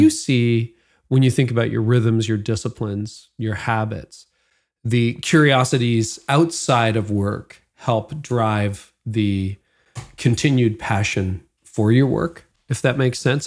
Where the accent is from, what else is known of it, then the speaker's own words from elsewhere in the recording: Midland, Ontario, Canada; I grew up in Midland, Ontario